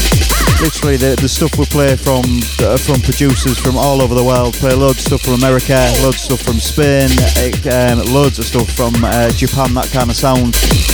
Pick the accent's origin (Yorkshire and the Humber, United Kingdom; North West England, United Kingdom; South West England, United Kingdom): Yorkshire and the Humber, United Kingdom; Hull; my hometown of Hull.